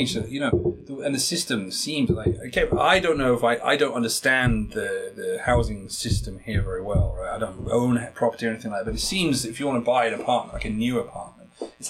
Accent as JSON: {"language": "English", "country": "United Kingdom", "moved": "as an adult", "lives_now": "South Korea", "said": "I'm not from London, and you know, in the UK"}